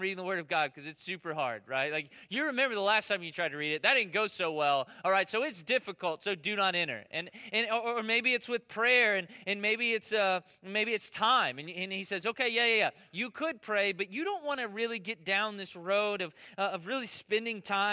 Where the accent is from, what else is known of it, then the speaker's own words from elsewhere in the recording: United States; I'm American